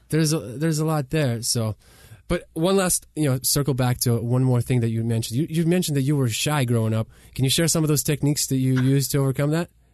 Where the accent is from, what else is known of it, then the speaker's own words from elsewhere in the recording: Kyiv, Ukraine; English is a second language; now in United States; We grew up in Kiev, Ukraine, three-bedroom apartment, no washer and dryer